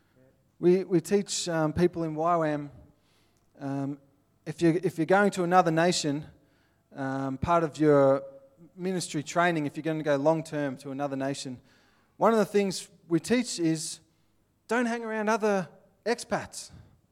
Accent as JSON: {"language": "English", "country": "Australia", "accent": "Aussie", "said": "I'm from Australia"}